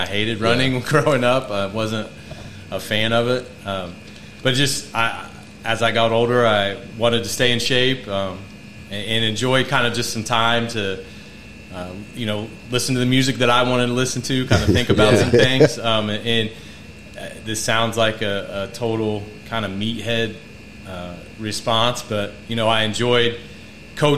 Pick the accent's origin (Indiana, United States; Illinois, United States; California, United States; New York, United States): Indiana, United States; Gas City; born and raised in Gas City